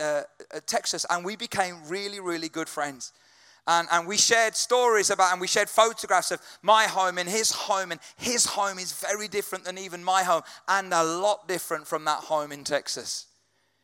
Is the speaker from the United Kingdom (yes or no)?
yes; United Kingdom; British people, we